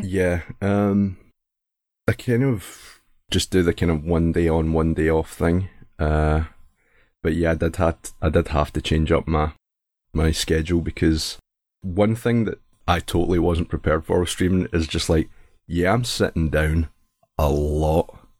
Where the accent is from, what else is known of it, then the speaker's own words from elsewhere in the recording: Scotland, United Kingdom; accent: Scottish; I'm Scottish